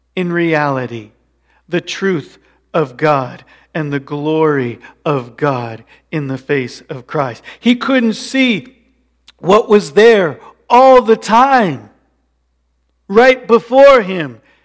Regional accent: Colorado, United States; moved away; I grew up in Colorado

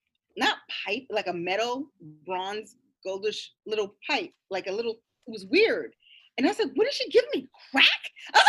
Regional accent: New York, United States; we're here in New York, but we don't know how to buy weed or where to get weed. And I'm a New Yorker.

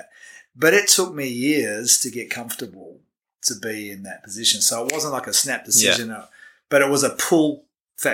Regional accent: Bridgetown, Western Australia, Australia; also born or lived in Dunsborough, Western Australia; now in New Zealand; I was born in a little town called Bridgetown, which is in the southwest of Western Australia

